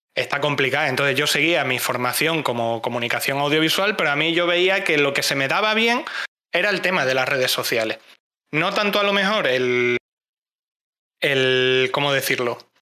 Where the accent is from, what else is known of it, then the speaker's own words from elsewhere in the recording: Cáceres, Extremadura, Spain; Soy de Cáceres